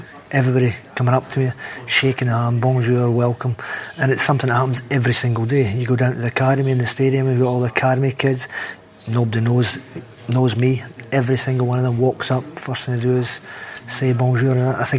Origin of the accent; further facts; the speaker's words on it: Scotland, United Kingdom; I came from Barrowfield, and any Scottish person will tell you Barrowfield's not the prettiest drive in the world from Celtic Park to Barrowfield